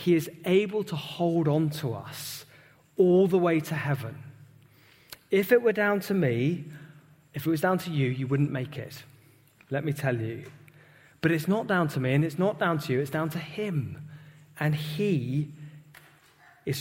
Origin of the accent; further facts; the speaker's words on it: United Kingdom; British Christians